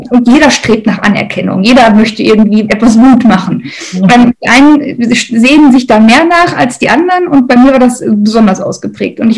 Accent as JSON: {"language": "German", "region": "North Rhine-Westphalia", "country": "Germany", "said": "ich komme aus dem Ruhrgebiet, das äh, sage ich heute wirklich mit vollem Stolz und voller Überzeugung, das war aber nicht immer so."}